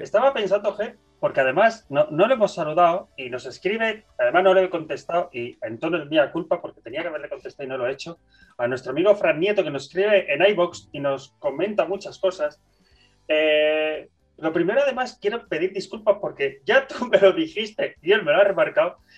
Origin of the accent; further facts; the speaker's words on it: Bilbao, Basque Country, Spain; soy de Bilbao